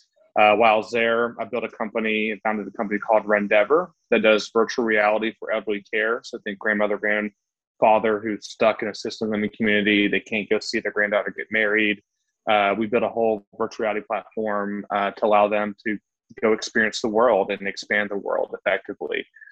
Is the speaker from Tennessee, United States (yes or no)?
yes; Chattanooga, Tennessee, United States; moved away as an adult; also born or lived in Atlanta / Los Angeles / Boston; I'm from Chattanooga, Tennessee. I've lived all over the United States and recently moved back to Chattanooga, Tennessee about 2 years ago. So I lived all over from Atlanta to LA to Boston.